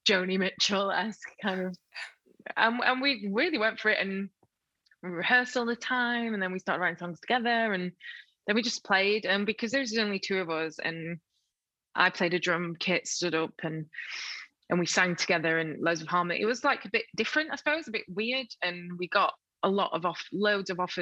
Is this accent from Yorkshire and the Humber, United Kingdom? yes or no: yes; Sheffield, Yorkshire and the Humber, United Kingdom; also born or lived in Rotherham; I was born in Rotherham, and so grew up just outside of Sheffield, and so Sheffield was my city